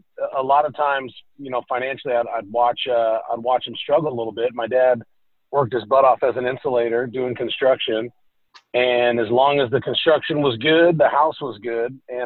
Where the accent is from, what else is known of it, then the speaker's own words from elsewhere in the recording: California, United States; moved away as an adult; also born or lived in Iowa City, Iowa / Seattle, Washington; now in Nashville, United States; grew up, born and raised in California